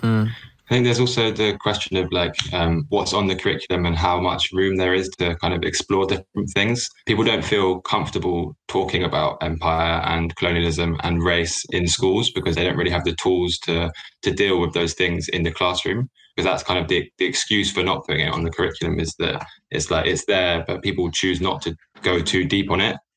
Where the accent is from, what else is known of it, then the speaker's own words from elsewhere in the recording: London, United Kingdom; I'm from Southeast London